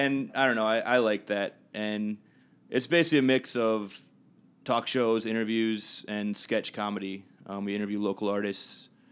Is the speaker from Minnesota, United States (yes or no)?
yes; Minnetonka, Minnesota, United States; my family and I moved out to Minnetonka when I was seven